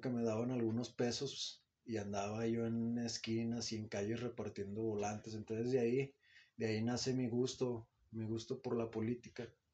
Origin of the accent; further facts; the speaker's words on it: Zacatecas, Mexico; yo soy zacatecano, soy nacido en Zacatecas, Zacatecas